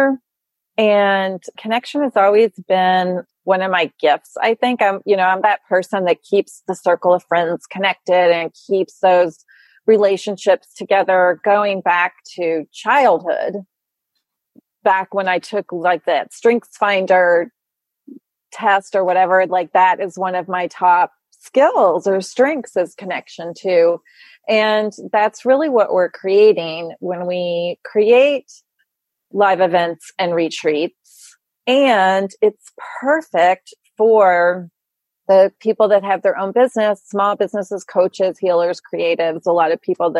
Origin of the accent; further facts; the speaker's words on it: Louisville, Kentucky, United States; moved away as an adult; now in New York, United States; I grew up in Louisville